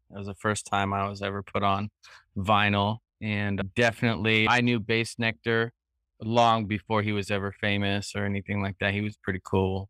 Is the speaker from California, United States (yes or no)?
yes; San Joaquin Valley, Northern California, United States; moved away as an adult; also born or lived in Cambodia / Europe; now in Phan Rang, Vietnam; I'm from Northern California, so I have, I'm from the San Joaquin Valley